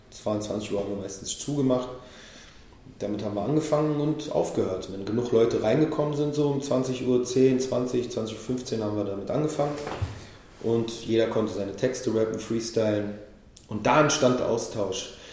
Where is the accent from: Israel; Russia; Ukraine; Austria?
Israel; now in Berlin, Germany; Ich bin selber, bin selber aus Israel hierher gekommen.